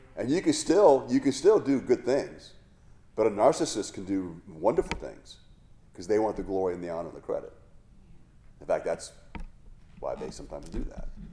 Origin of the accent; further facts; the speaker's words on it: Hawaii, United States; I grew up in Hawaii